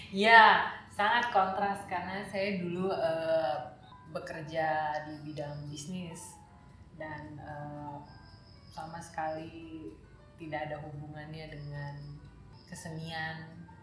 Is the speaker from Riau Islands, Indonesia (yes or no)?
yes; Batam, Riau Islands, Indonesia; moved away as an adult; also born or lived in Jakarta; saya tumbuh di kota Batam di pulau Batam